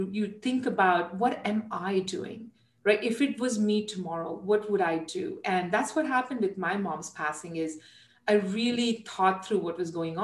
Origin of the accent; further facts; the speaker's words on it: India; moved away; And I'm Indian. I was, you know, was born there, raised there.